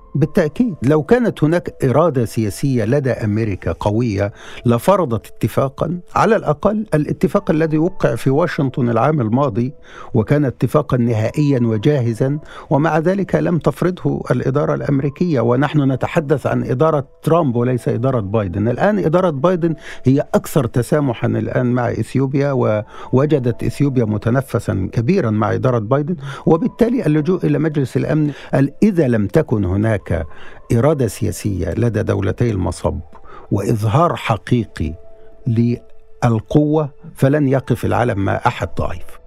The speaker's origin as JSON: {"language": "Arabic", "country": "Egypt", "said": "نحن كصحفيين مصريين"}